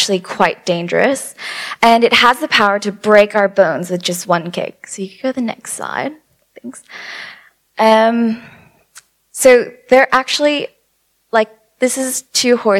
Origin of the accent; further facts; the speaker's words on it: California, United States; I'm from California as well, and the sass kind of comes out